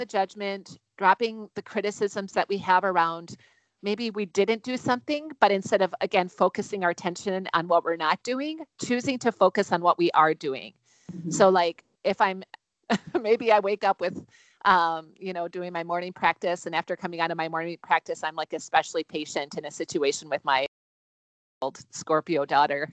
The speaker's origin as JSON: {"language": "English", "region": "Wisconsin", "country": "United States", "moved": "yes", "lives_now": "Minnesota, United States", "said": "I'm originally from Wisconsin, so I'm a Midwest girl through and through"}